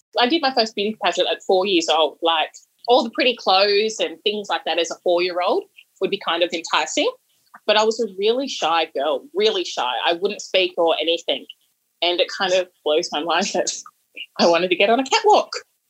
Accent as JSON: {"language": "English", "town": "Tweed Heads", "region": "New South Wales", "country": "Australia", "tie": "born or raised there", "said": "where I grew up in Tweed Heads, there was a lot of Indigenous kids around, so I felt at home because, you know, my mum's Indigenous, I'm Indigenous"}